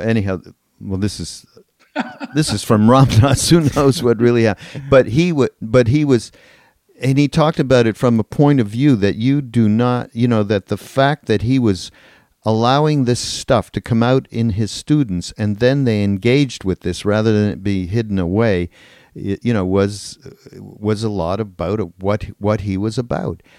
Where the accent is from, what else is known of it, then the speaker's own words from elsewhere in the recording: Canada; we're from Canada